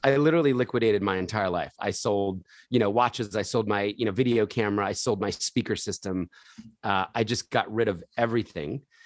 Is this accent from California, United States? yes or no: no; Philadelphia, Pennsylvania, United States; I was born in Philadelphia